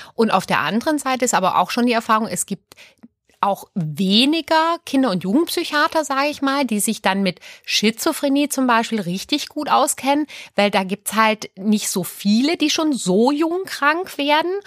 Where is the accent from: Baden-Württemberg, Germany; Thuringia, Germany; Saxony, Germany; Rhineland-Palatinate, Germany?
Baden-Württemberg, Germany; Aalen; moved away as an adult; also born or lived in Sweden / Berlin; Ich bin ja Schwedin. Und die ersten drei Lebensjahre war ich auch noch in Schweden. Und dann sind meine Eltern aber nach Süddeutschland. Und ich bin im Ostalbkreis groß geworden, auf der Schwäbischen Alb